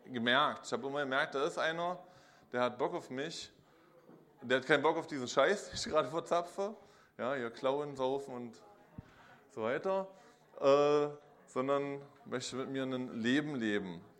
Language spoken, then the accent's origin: German; Magdeburg, Saxony-Anhalt, Germany; ich komme aus Magdeburg. 76 bin ich hier geboren und ja, ich habe meine Kindheit so in der evangelischen Kirche in tiefer DDR-Zeit verbracht.